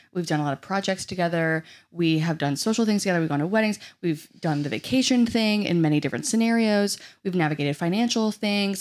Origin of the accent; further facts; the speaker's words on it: New Orleans, Louisiana, United States; I'm from New Orleans